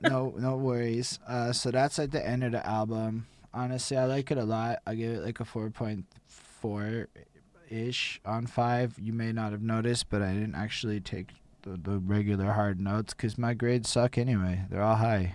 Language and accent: English; Canada